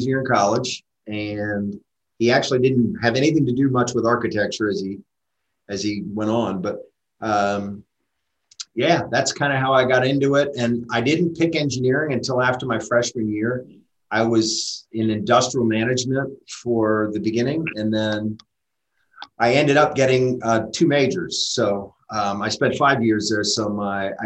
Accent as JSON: {"language": "English", "town": "Pittsburgh", "region": "Pennsylvania", "country": "United States", "tie": "born or raised there", "moved": "as an adult", "said": "I was raised in Pittsburgh. So I was raised in Pittsburgh, graduated high school in Pittsburgh"}